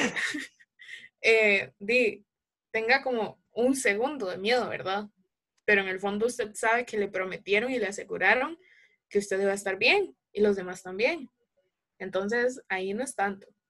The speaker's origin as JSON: {"language": "Spanish", "region": "Alajuela", "country": "Costa Rica", "said": "soy de Alajuela, Costa Rica"}